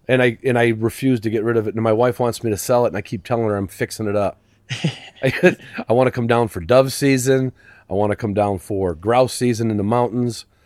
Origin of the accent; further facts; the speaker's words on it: Chicago, Illinois, United States; moved away; also born or lived in Virginia; I grew up literally in Chicago city limits